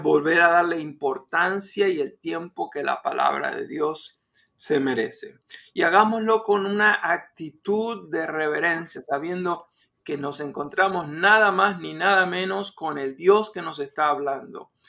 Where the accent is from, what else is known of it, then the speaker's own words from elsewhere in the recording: Argentina; moved away; en mi país natal, Argentina